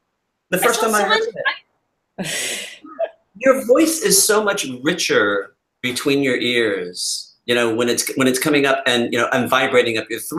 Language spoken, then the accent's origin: English; Louisiana, United States; accent: Louisiana; Do you hear Louisiana, though, in my accent at all?